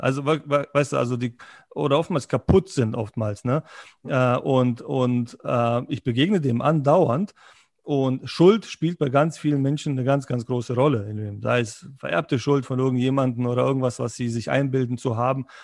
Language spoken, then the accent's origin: German; Berlin, Germany; moved away as an adult; also born or lived in former Yugoslavia; now in Munich, Germany; Ich bin, ich bin, Berliner